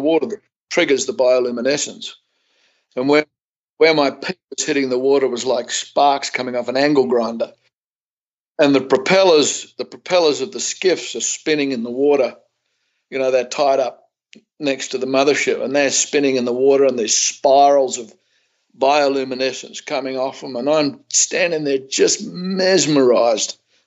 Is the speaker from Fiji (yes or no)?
yes; Fiji; also born or lived in Sydney, Australia; now in Australia; I was born in Fiji and grew up there